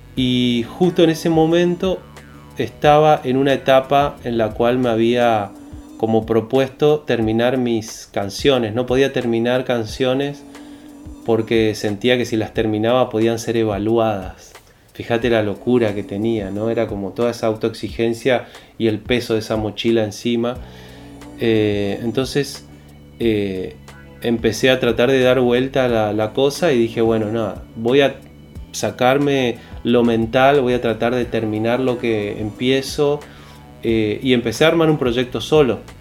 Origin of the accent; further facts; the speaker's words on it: Resistencia, Chaco, Argentina; yo crecí en Resistencia